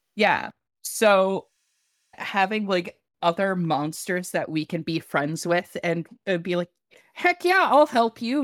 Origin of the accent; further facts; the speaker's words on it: Hawaii, United States; I was born in Hawaii